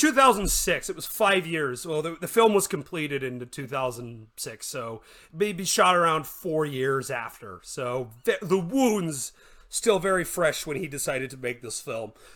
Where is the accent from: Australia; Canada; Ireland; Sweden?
Canada; I'm from Canada